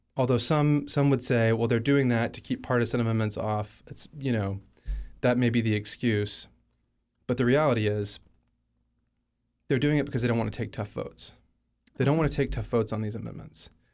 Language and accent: English; Alabama, United States; moved away; I'm from Alabama. He was my home state senator